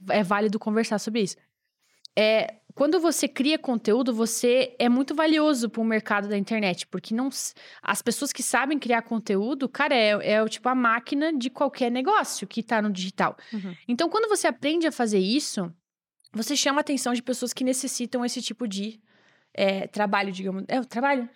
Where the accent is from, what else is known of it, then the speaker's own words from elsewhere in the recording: Joinville, Santa Catarina, Brazil; moved away; Eu sou de Joinville, que era uma cidade lá em Santa Catarina, é a maior de estado, na verdade. E eu uh, morava lá